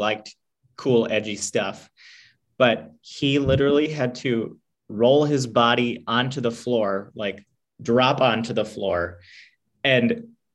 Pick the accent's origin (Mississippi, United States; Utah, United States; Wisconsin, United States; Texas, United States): Wisconsin, United States; moved away as an adult; now in Portland, United States; I was born in Wisconsin, lived there till I was 18